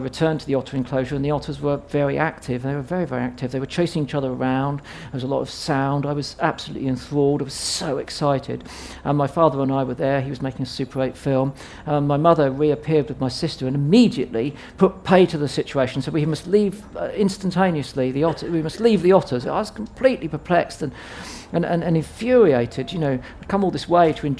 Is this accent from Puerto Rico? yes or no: no; Southampton, South East England, United Kingdom; I was growing up in Southampton